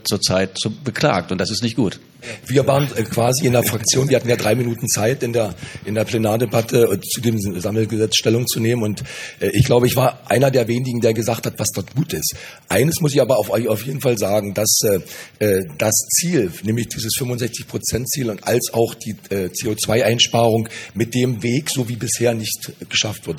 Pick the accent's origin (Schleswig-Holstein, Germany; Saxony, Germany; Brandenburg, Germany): Brandenburg, Germany; ich komme aus Brandenburg